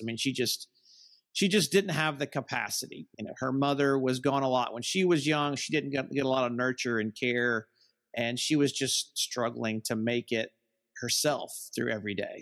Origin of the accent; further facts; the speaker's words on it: Southern United States, United States; I'm from the Southern United States